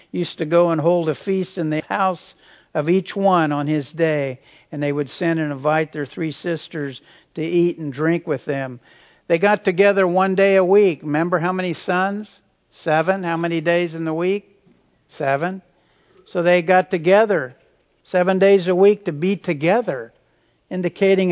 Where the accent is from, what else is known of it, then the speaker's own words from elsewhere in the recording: Hutchinson, Kansas, United States; where I grew up in Hutchinson